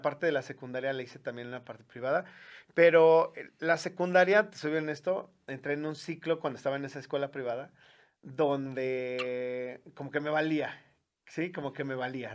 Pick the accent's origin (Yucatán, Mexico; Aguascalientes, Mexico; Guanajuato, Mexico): Guanajuato, Mexico; León; yo soy originario de aquí de la ciudad de León